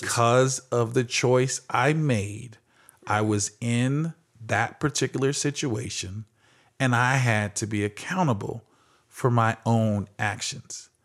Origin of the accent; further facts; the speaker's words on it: Phoenix, Arizona, United States; growing up in Phoenix, Arizona